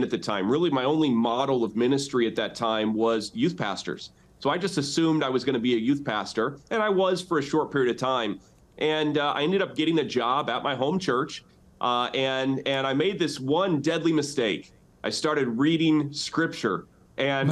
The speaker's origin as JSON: {"language": "English", "area": "outside of South Bend", "region": "Indiana", "country": "United States", "tie": "born or raised there", "said": "The church where we came back and planted a church in my hometown. So I'm back in the same town that I got ran out of, outside of South Bend, Indiana"}